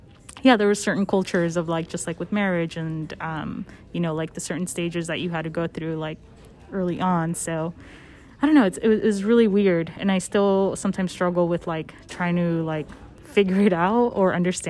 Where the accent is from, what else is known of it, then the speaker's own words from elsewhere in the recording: California, United States; now in Midwest, United States; Growing up in California, it was such a very diverse, area that I grew up in.